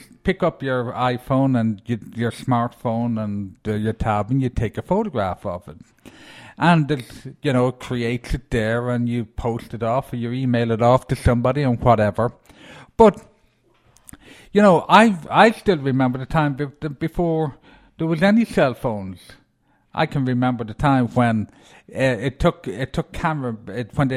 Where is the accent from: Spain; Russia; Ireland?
Ireland; moved away; being an Irishman